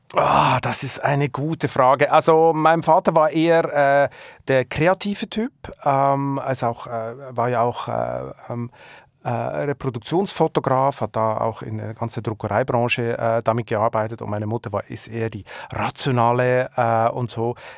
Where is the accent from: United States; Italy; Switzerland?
Switzerland; accent: Swiss German; now in Germany; ich komme nun mal aus der Schweiz